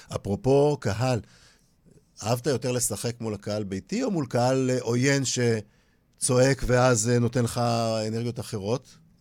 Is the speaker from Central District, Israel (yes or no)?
no; Holon, Tel Aviv District, Israel; אני גדלתי בחולון